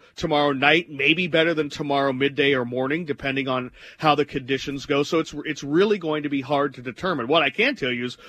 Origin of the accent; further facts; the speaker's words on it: Minnesota, United States; the snow you got growing up in Minnesota is much different than the snow you get here